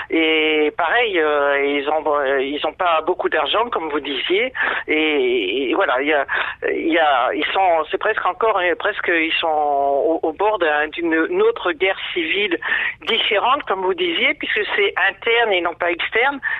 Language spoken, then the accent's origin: French; France; now in Bordeaux, France; je suis française, mais libanaise de cœur depuis les années 75